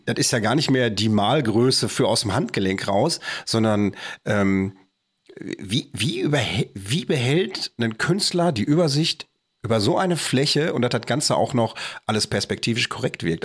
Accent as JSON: {"language": "German", "town": "Bochum", "region": "North Rhine-Westphalia", "country": "Germany", "said": "bei uns in Bochum"}